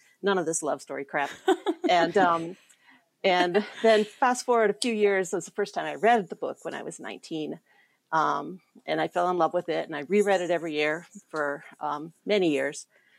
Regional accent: Ohio, United States; now in California, United States; I'm originally from Ohio, live in California now.

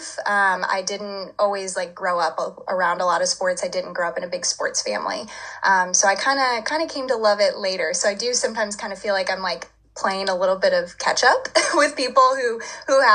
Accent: Louisville, Kentucky, United States; growing up in Louisville, I lived like 20 minutes away from campus for most of my kind of childhood.

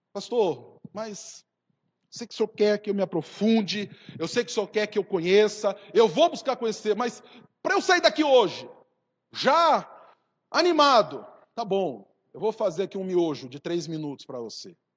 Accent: South Region, Brazil

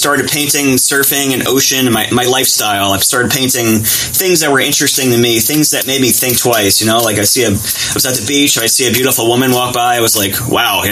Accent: Jersey Shore, New Jersey, United States; growing up in Jersey Shore

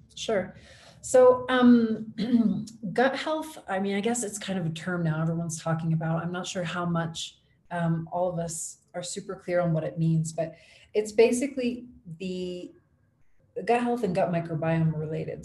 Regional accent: Ohio, United States; moved away as an adult; now in Quito, Ecuador; I'm originally from Ohio, but I live now in Quito, Ecuador

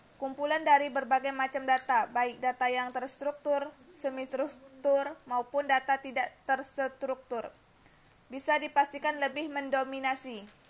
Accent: Siak, Riau, Indonesia; now in Moro, Indonesia; Tempat tanggal lahir Siak 10 September 2002

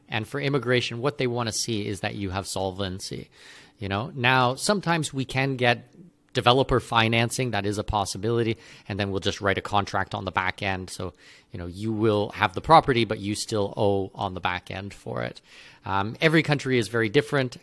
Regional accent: Canada; moved away; I'm, I'm not an American citizen, I'm a Canadian citizen.

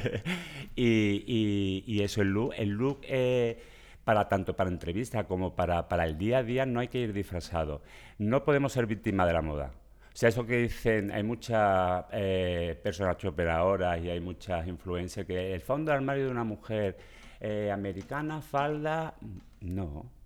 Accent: Seville, Andalusia, Spain; accent: Sevillian; moved away as an adult; now in Catalonia, Spain; por mi acento veréis que soy sevillano

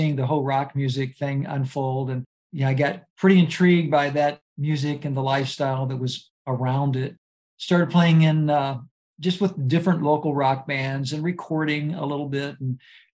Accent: Louisville, Kentucky, United States; I am originally from Louisville, Kentucky, and raised in a Christian family

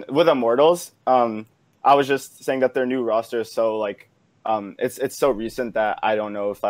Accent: Irvine, California, United States; I'm from Irvine, California.

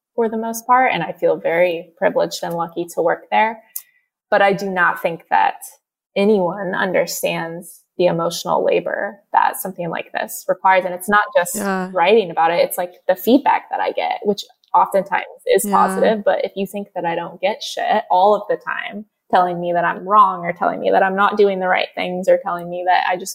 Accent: Indiana, United States; moved away; also born or lived in California; I grew up in Indiana where it's very criminalized and extremely looked down upon in the area that I live in.

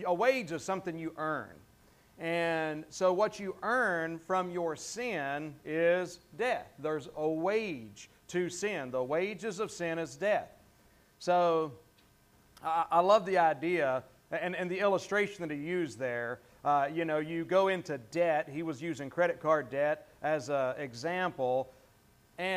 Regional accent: the South, Southern United States, United States; accent: Southern; that's one of my words as a Southerner

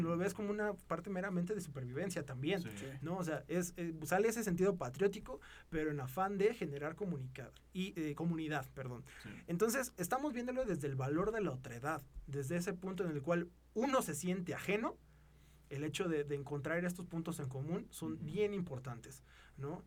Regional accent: Mexico; somos mexicanos, somos del mismo lugar

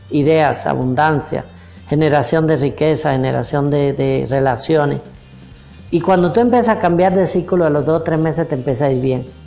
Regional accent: Cuba; moved away; Mira, cuando yo llegué de Cuba, el ambiente era pues todo el mundo quebrado, sin plata, borracho, drogadito, ese era el ambiente alrededor mío.

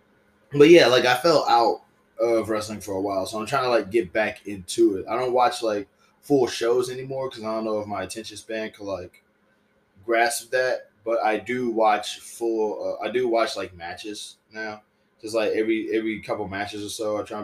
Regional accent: Southern United States, United States; And I'm Southern, you know, I'm from the South, you know what I'm saying?

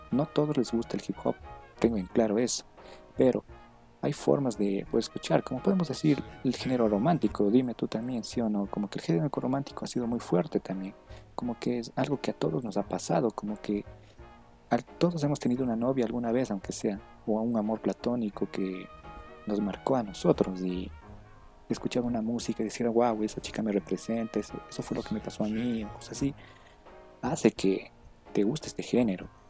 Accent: Ecuador; la cultura de aquí del Ecuador

